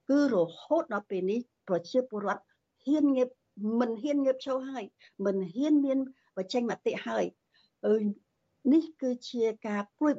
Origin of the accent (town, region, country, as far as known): Cambodia; moved away